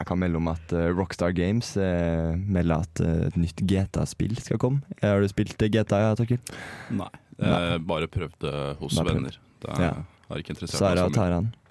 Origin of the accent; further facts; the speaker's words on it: Oslo, Norway; Jeg er fra Oslo.